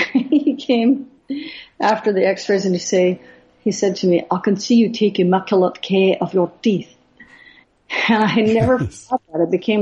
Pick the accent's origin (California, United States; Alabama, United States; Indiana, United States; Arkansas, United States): California, United States; Los Angeles; growing up in LA, I grew up in Westwood, which is right near, well, it's where UCLA is.